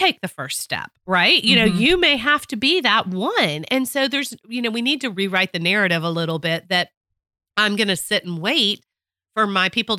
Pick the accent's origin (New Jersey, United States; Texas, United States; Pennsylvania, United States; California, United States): Texas, United States; I'm a Texan